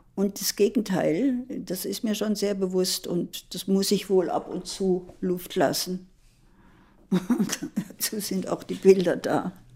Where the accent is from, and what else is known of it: Germany; also born or lived in Worpswede; now in Berlin, Germany